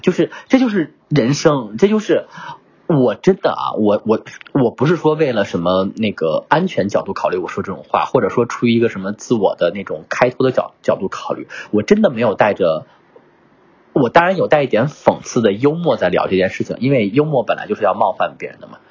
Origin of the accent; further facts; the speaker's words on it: northern China, China; moved away; 我这种北方汉子，我是北方人啊，这种北方汉子